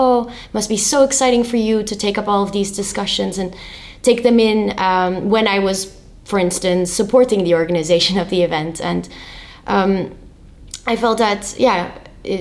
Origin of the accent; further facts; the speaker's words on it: Rotterdam, South Holland, Netherlands; was born and raised in Rotterdam, which is a little city in the Netherlands